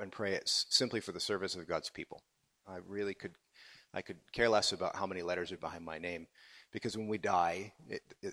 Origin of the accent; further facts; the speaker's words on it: outside Chicago, Illinois, United States; moved away as an adult; also born or lived in Wheaton, Illinois / Vancouver, Canada; now in St Andrews, United Kingdom; I was born outside Chicago